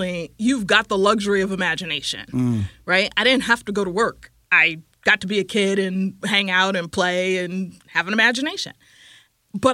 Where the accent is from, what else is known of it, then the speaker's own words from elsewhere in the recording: Silicon Valley, California, United States; I'm from California originally. I grew up in the Silicon Valley